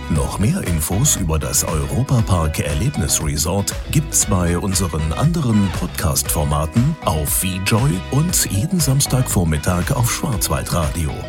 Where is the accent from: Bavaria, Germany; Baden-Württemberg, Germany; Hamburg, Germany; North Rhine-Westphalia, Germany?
Baden-Württemberg, Germany; also erstmal komme ich ja aus der Region und für mich gab es da nie was.